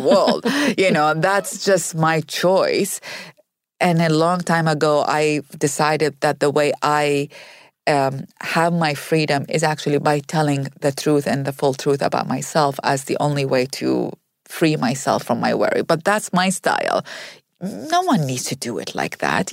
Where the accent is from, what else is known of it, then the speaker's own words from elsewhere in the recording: Iraq; moved away as an adult; now in United States; I grew up in Iraq